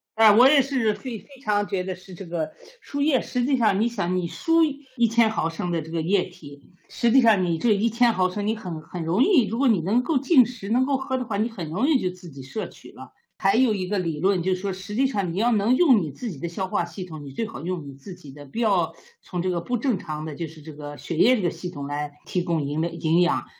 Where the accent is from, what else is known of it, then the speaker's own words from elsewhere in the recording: China; now in Sweden; 我们中国人